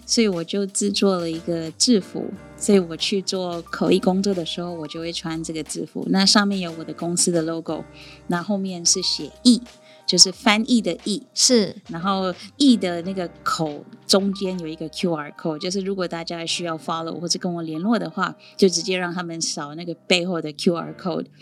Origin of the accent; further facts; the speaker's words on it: India; first language Sindhi; Chinese is a second language; moved away as an adult; also born or lived in Sindh; now in Taiwan; मैं भारत से हूँ